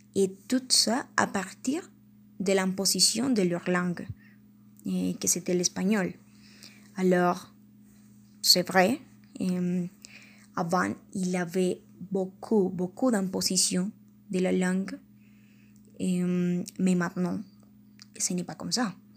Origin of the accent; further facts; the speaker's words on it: Colombia; first language Spanish; French is a second language; en tant que colombienne